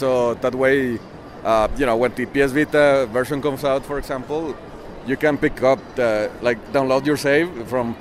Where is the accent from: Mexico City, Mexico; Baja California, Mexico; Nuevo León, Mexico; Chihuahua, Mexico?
Nuevo León, Mexico; Monterrey; I'm from Monterrey, Mexico.